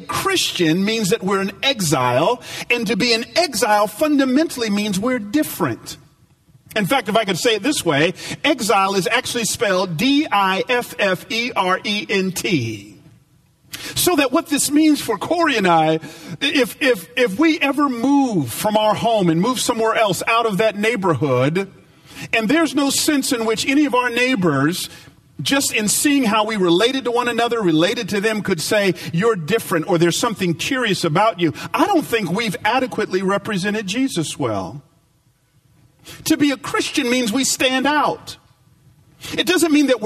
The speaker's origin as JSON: {"language": "English", "region": "the South", "country": "United States", "tie": "born or raised there", "said": "Now, I grew up down south. I grew up in the Bible Belt."}